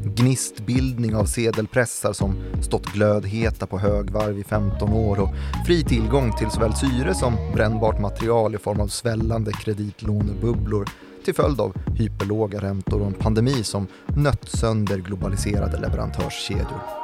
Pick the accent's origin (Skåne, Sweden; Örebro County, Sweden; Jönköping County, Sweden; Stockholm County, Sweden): Stockholm County, Sweden; Täby; Täby-familjerna där jag växte upp